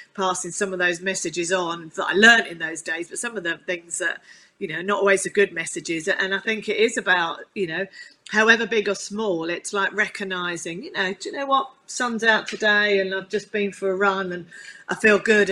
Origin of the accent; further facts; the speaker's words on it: Chigwell, East of England, United Kingdom; I um, grew up on, on a farm in Chigwell in Essex, which was the nearest uh, farm to London